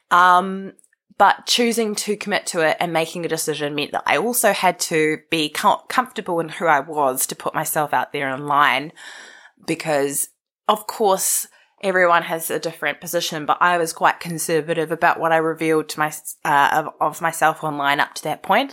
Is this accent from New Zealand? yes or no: yes; Wellington, New Zealand; I was born in Karori, the most suburb of suburbs in Wellington